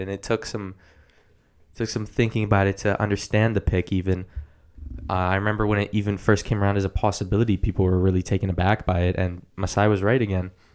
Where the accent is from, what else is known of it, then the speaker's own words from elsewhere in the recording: Canada; We're Canadian